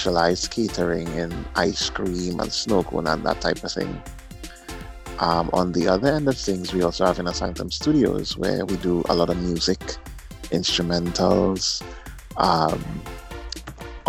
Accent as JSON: {"language": "English", "town": "Point Fortin", "country": "Trinidad & Tobago", "said": "I'm also from Trinidad and Tobago, the South Side, Point Forte."}